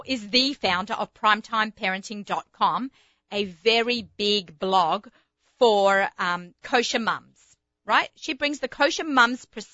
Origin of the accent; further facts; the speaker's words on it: Australia; accent: Australian; moved away; It's my Australian accent.